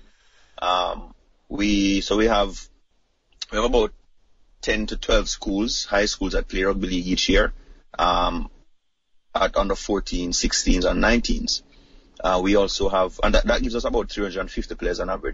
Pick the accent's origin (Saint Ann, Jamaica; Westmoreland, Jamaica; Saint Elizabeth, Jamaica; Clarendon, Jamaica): Saint Elizabeth, Jamaica; also born or lived in Kingston, Jamaica; I was born in the rural parts of Jamaica, a place called St. Elizabeth, where there was no such thing as rugby